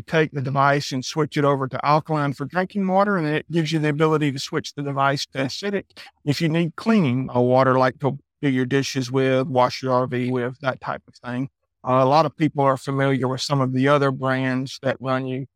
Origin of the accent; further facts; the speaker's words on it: Athens, Georgia, United States; moved away as an adult; Originally, I'm from Georgia, Athens, Georgia